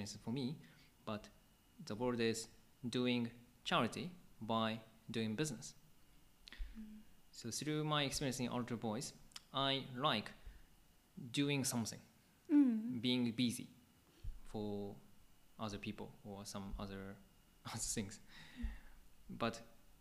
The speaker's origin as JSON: {"language": "English", "area": "Akabane", "region": "Tokyo", "country": "Japan", "tie": "born or raised there", "said": "I grew up in Akabane Church"}